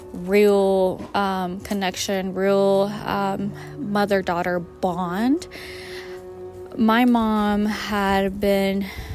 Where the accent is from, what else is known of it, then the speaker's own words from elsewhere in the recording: Mexico; This also comes from the mindset of like growing up in Mexico and not having a lot.